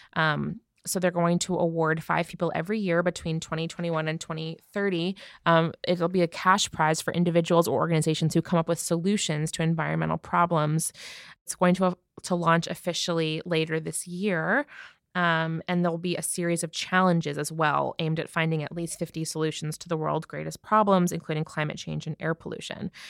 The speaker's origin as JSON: {"language": "English", "region": "New York", "country": "United States", "said": "I'm a New Yorker"}